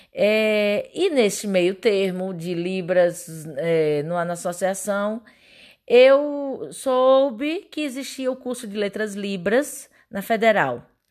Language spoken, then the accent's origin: Portuguese; Pernambuco, Brazil; moved away as an adult; now in Goiás, Brazil; sou pernambucana.